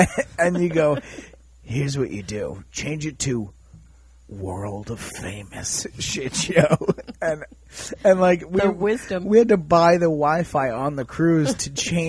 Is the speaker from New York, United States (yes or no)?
yes; New York, United States; I'm from New York. Yeah. That's where.